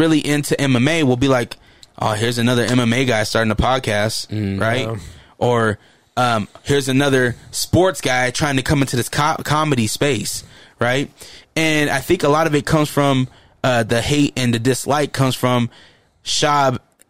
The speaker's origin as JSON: {"language": "English", "town": "Hollywood", "region": "California", "country": "United States", "said": "I'm from Hollywood. I should be there."}